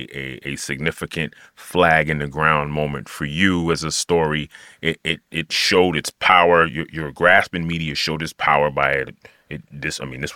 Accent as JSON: {"language": "English", "region": "New York", "country": "United States", "tie": "born or raised there", "said": "I'm born and raised in New York"}